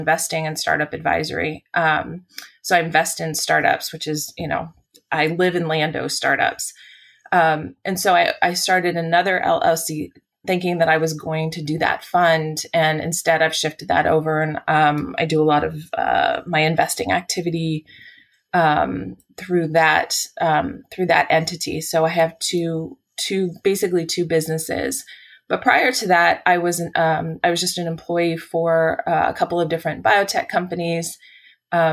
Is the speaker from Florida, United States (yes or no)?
no; San Francisco, California, United States; I live in the San Francisco Bay Area, and I was born in San Francisco, and I've never actually lived anywhere else, which is an unusual thing, being a California native